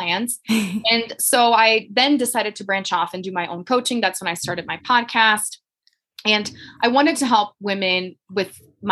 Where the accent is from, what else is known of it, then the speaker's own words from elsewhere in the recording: Brazil; English is a second language; moved away as an adult; now in Colorado, United States; I'm from Brazil originally